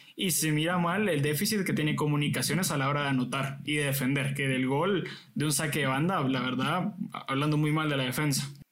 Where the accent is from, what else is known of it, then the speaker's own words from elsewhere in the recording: Guatemala; como chapines